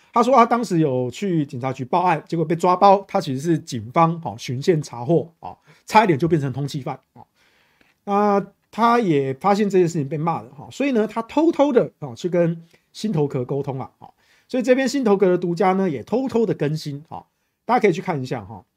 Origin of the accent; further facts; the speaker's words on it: Taichung, Taiwan; 我们台中人没有在分什么蓝绿